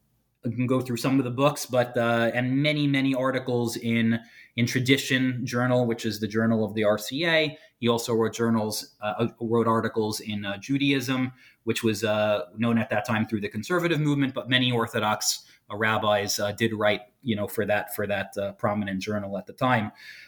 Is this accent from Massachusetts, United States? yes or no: no; Brooklyn, New York, United States; I grew up in Brooklyn, New York. Went to Yeshiva Manhattan Beach for elementary school and Yeshiva Flatbush for high school.